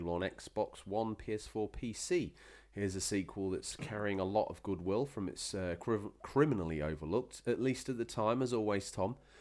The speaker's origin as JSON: {"language": "English", "region": "England", "country": "United Kingdom"}